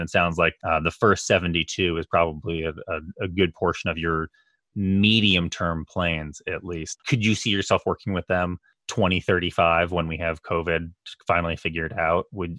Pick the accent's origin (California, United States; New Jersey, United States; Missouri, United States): California, United States; as a Californian